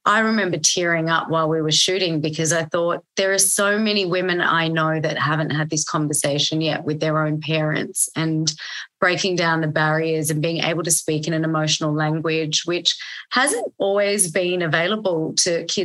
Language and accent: English; Australia; there was survivalism into growing up in Australia and anywhere that you grow up where it's not your home country or your parents' home country.